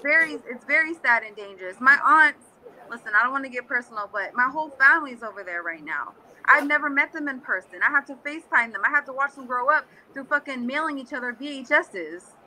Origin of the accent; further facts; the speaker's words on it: California, United States; English is a second language; now in Florida, United States; When people ask me where I'm from, I say California because that's where I'm from. I'm from California